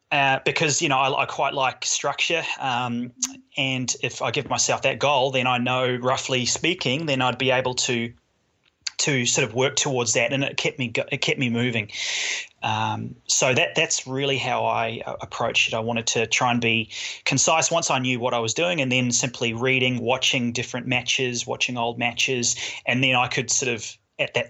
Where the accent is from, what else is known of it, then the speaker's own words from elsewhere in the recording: New Zealand; moved away as an adult; now in Australia; I grew up mainly in New Zealand, most of my adult years have been in Australia